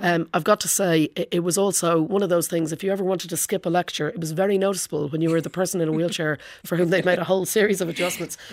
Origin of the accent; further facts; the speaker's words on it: Portmarnock, Ireland; now in London, United Kingdom; all through growing up in Port Moynick